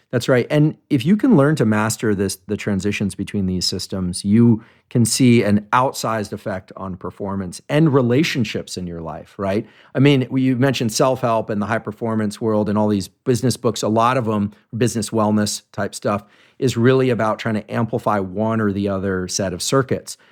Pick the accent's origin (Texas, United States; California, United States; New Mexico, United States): California, United States; Bay Area; I grew up in the Bay Area